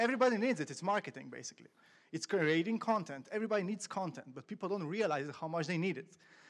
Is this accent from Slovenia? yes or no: yes; Slovenia; I'm from Slovenia.